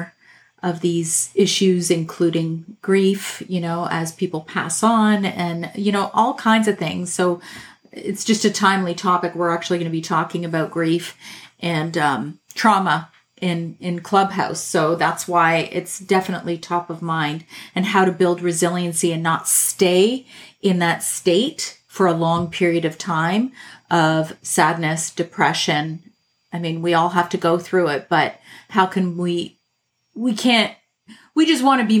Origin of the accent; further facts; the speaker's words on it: Canada; I'm Canadian